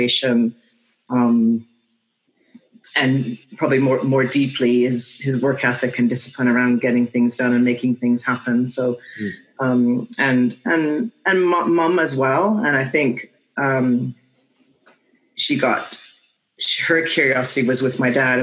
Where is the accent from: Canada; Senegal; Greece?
Canada; Vancouver, British Columbia; I grew up in Vancouver from the age of probably 1.5 by the time we got back there.